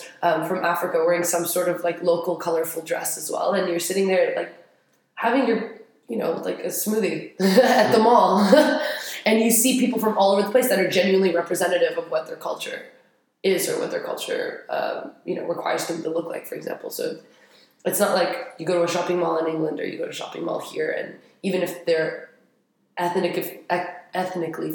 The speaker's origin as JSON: {"language": "English", "town": "Paris", "region": "Île-de-France", "country": "France", "tie": "born or raised there", "also_born_or_lived": "Madrid", "moved": "as an adult", "lives_now": "Abu Dhabi, United Arab Emirates", "said": "I grew up in Paris. I spent a quick semester in Madrid for college, but I've always been in Paris."}